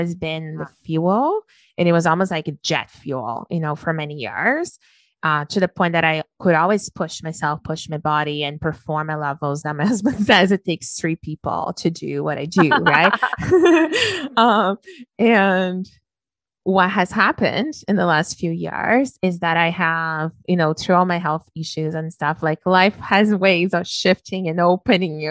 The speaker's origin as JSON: {"language": "English", "country": "Brazil", "tie": "born or raised there", "moved": "as an adult", "said": "I was raised in Brazil. I lived there for the first 21 years of my life"}